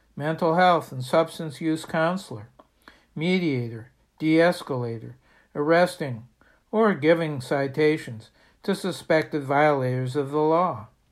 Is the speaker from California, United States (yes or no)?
no; Bangor, Maine, United States; In my hometown of Bangor